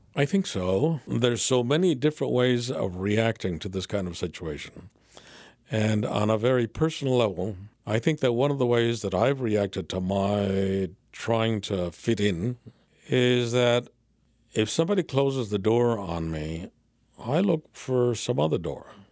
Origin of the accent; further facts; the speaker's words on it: San Fernando Valley, California, United States; I grew up in the San Fernando Valley, and I grew up in a barrio